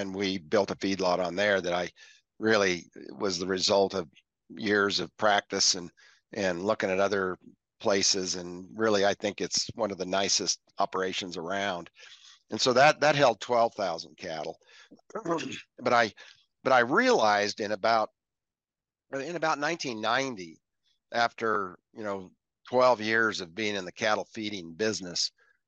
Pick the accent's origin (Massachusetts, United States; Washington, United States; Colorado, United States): Colorado, United States; Evergreen; I was raised in Evergreen, Colorado on 5 acres with 7 other